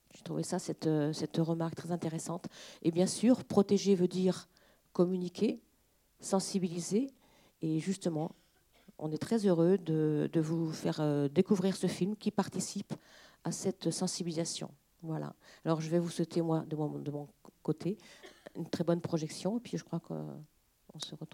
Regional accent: Mazé-Milon, Pays de la Loire, France; on est de Mazé-Milon, donc du département, on est du local.

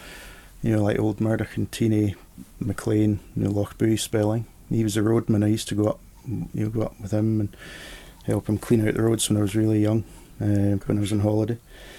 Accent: Edinburgh, Scotland, United Kingdom; born there; also born or lived in Aberdeen / Port Patrick / Benbecula / Sunderland; So I was born in Edinburgh. But then we moved to, where was it first, Aberdeen, then Port Patrick. This is all with his work.

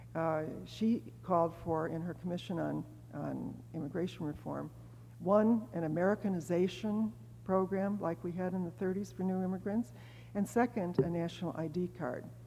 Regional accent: Chicago, Illinois, United States; I was born in the South Side

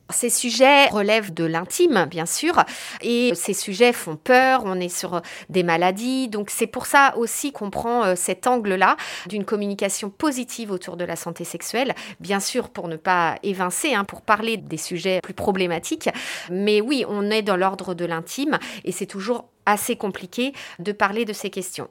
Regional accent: France; chez nous en France

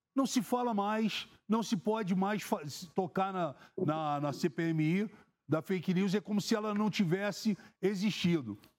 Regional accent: Rio de Janeiro, Brazil; eu sou do Rio de Janeiro

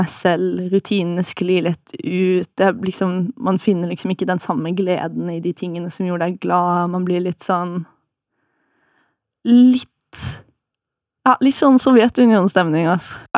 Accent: Farsund, Agder, Norway; Kommer opprinnelig fra Jeg vil si at jeg kommer fra Farsund, kanskje.

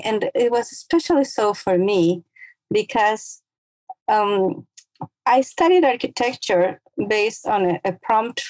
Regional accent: Ecuador; moved away as an adult; now in United States; I was born and raised in Ecuador, which is a small country in South America, right on the equator

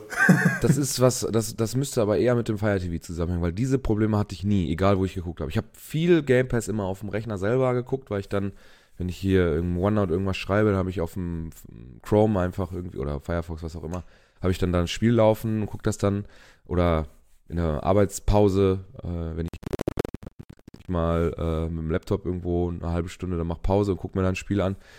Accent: Germany; bei uns in Europa oder in Deutschland

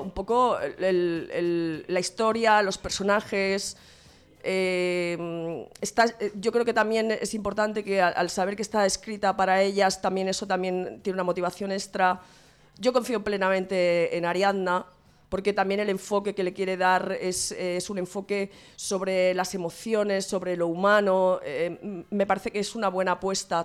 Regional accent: Santa Coloma de Gramenet, Catalonia, Spain; en mi pueblo, en Santa Coloma de Grabanet

